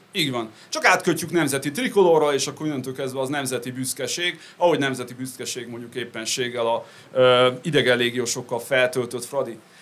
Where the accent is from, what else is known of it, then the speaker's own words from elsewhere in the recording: Great Hungarian Plain, Hungary; also born or lived in United States; központú alföldi családban nőttem fel